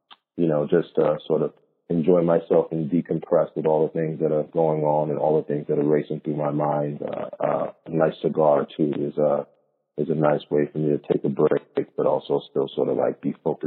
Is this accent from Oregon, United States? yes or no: no; New York City, New York, United States; born and raised in Brooklyn, still live there now